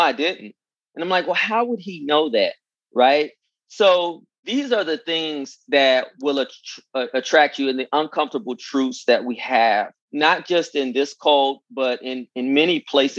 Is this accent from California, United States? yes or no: yes; California, United States; moved away as an adult; also born or lived in Virginia; I'm from California.